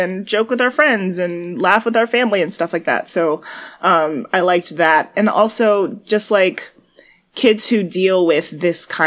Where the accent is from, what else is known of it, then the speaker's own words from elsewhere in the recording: New York City, New York, United States; I'm a New Yorker